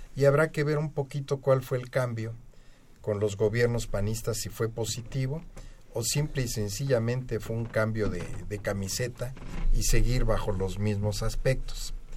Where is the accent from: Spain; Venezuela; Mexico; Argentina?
Mexico; como mexicano